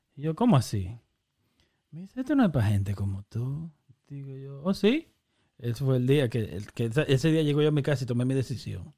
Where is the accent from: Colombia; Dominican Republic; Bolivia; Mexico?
Dominican Republic; Santo Domingo, Distrito Nacional; Y nos criamos en Santo Domingo